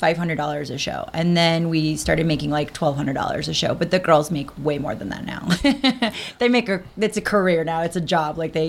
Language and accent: English; Denver, Colorado, United States; born or raised there; moved away as an adult; also born or lived in Las Vegas